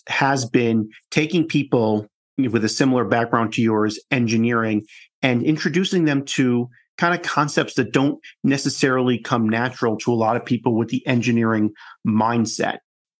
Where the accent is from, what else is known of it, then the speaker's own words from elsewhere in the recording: Denver, Colorado, United States; my hometown of Denver, Colorado